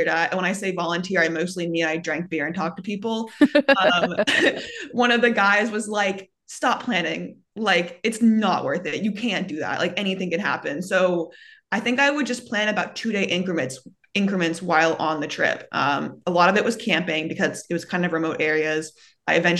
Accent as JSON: {"language": "English", "town": "Baltimore", "region": "Maryland", "country": "United States", "tie": "born or raised there", "also_born_or_lived": "Atlanta", "said": "I was born and raised in Baltimore"}